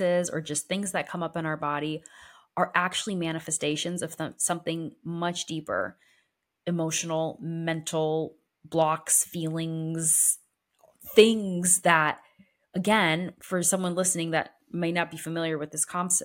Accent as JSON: {"language": "English", "town": "New Britain", "region": "Connecticut", "country": "United States", "tie": "born or raised there", "said": "my hometown of New Britain, Connecticut."}